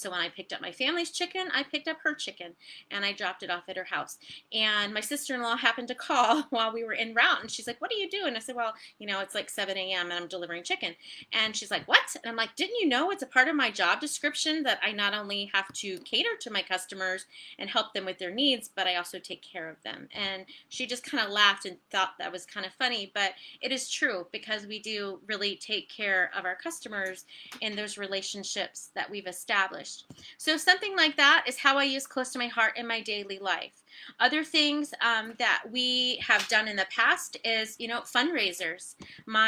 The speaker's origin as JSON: {"language": "English", "region": "Virginia", "country": "United States", "tie": "born or raised there", "also_born_or_lived": "Ohio", "said": "So I live in Virginia. I grew up in Virginia. We detoured to Ohio. Now we're back"}